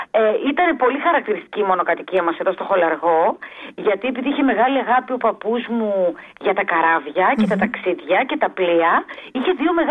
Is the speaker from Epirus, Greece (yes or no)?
no; Athens, Attica, Greece; born there; Εγώ γεννήθηκα στην Αθήνα από γονεί Βέρου κεφαλονίτες.